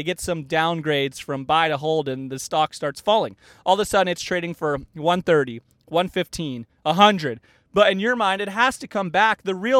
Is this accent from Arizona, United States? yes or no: yes; Arizona, United States; But I mean, the Diamondbacks were in there, which I grew up in Arizona.